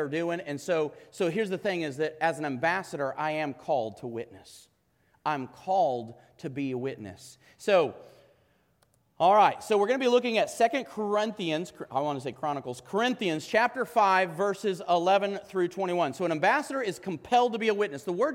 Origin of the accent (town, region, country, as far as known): United States